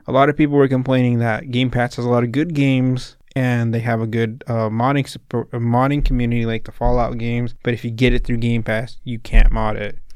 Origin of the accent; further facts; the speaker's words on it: Salinas, California, United States; I'm from Salinas